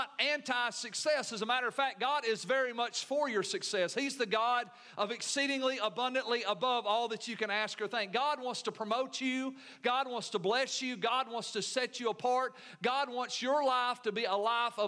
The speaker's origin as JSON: {"language": "English", "country": "United States", "said": "being American Christians"}